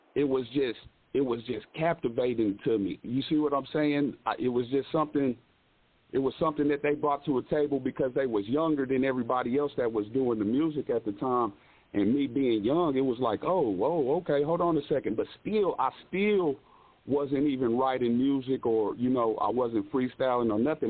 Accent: Lawrence, Kansas, United States; I'm actually from Lawrence, Kansas. Um, I've stayed in Kansas City. I pretty much stayed all over Kansas

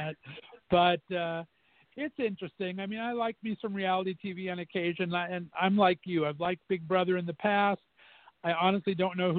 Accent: Youngstown, Ohio, United States; moved away; my hometown of Youngstown, Ohio

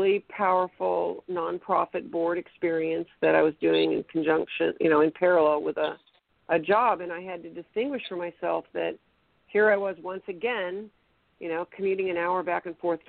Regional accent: Sacramento, California, United States; also born or lived in Boston, Massachusetts; I was born in Boston, grew up in Sacramento, went to high school

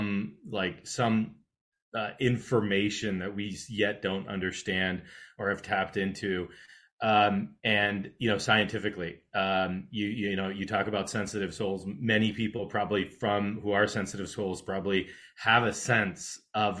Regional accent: California, United States; I grew up in California

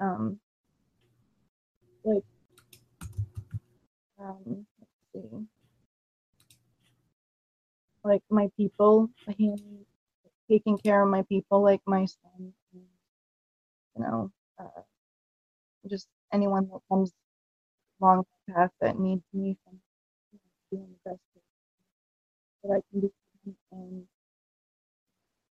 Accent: New Hampshire, United States; moved away as an adult; now in Florida, United States; I'm from New Hampshire, and I'm living in Florida for the past 9 years

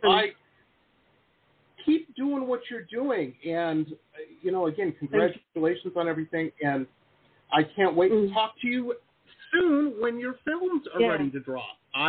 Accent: Midwest, United States; now in California, United States; I grew up in the Midwest where people, they're like Klingons, you know, they drink crazy.

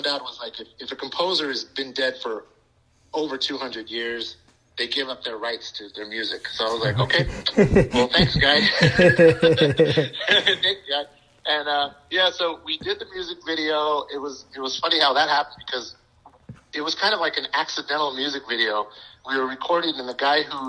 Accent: Bakersfield, California, United States; we are from Bakersfield

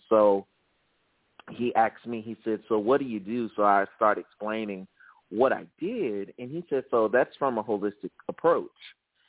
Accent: the South, United States; So growing up in the South, all Southern men were taught to be macho. And unfortunately, that was not my case.

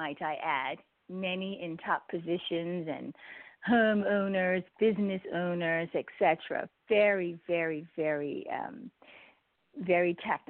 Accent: Bermuda; moved away; I was born in Bermuda, born and raised. All of my family are still there, just about.

